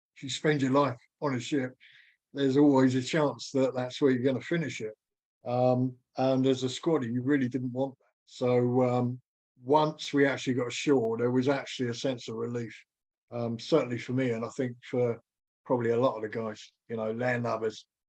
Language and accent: English; United Kingdom; being British